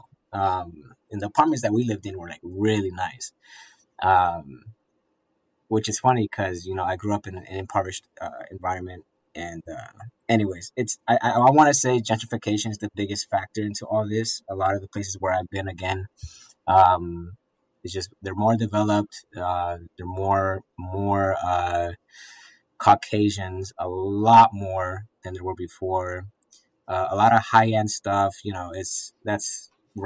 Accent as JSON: {"language": "English", "town": "Arlington", "region": "Virginia", "country": "United States", "tie": "born or raised there", "said": "I was born in Arlington, Virginia"}